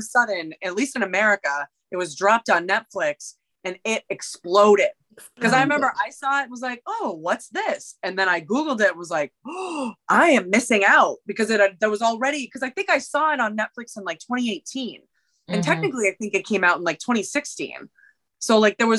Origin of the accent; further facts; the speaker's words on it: the North, United States; I'm from the North.